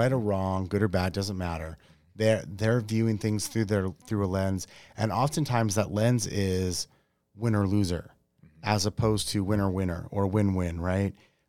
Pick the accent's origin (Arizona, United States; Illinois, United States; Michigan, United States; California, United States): Arizona, United States; Yuma; I grew up in Yuma.